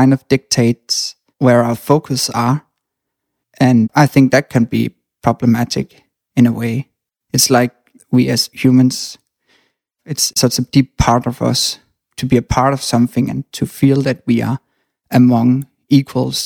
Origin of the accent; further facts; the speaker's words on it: Denmark; I was born in Denmark